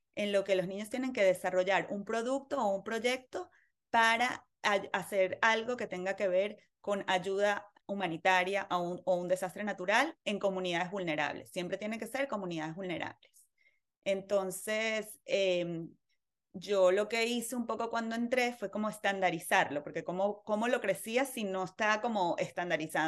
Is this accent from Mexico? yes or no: no; Venezuela; moved away; nací en Venezuela, eh, en una familia muy, muy activa